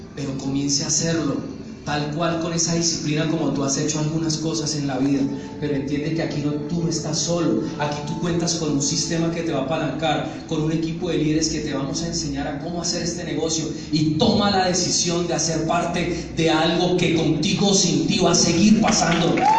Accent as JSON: {"language": "Spanish", "town": "Neiva", "region": "Huila", "country": "Colombia", "tie": "born or raised there", "also_born_or_lived": "El Doncello, Caquetá / Medellín / Montería, Córdoba", "moved": "as an adult", "said": "Yo nací en un pueblito que se llama El Doncello, en el Caquetá. Yo me crié, estudié en Neiva"}